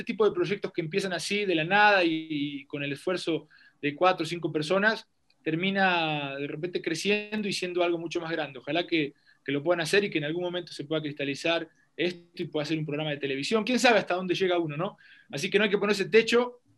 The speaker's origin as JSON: {"language": "Spanish", "region": "Bajío", "country": "Mexico", "also_born_or_lived": "Querétaro / León", "said": "Yo soy, yo soy un hombre del Bajío, soy un hombre del Bajío, viví en Querétaro. Eh, viví un, tiempo en León"}